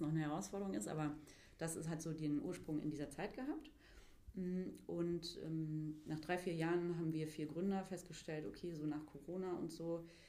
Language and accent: German; Mülheim an der Ruhr, North Rhine-Westphalia, Germany; moved away as an adult; also born or lived in Gütersloh; now in Berlin, Germany; ich äh, stamme gebürtig aus Mülheim an der Ruhr